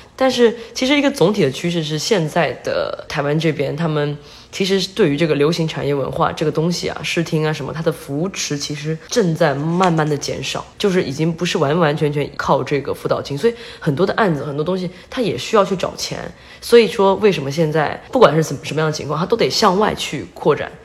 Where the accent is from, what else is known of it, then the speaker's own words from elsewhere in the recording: China; moved away as an adult; now in Taiwan; 我作为一个大陆人